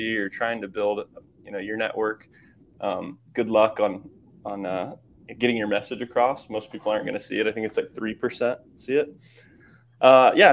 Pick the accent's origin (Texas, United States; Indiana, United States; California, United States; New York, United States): Indiana, United States; Kokomo; moved away as an adult; I grew up in the Midwest in Kokomo, Indiana